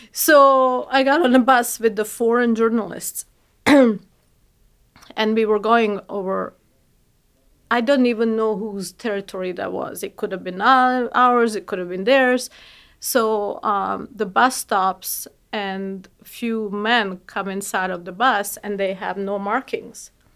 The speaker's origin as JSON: {"language": "English", "country": "Bosnia & Herzegovina", "moved": "yes", "said": "I'm from Bosnia"}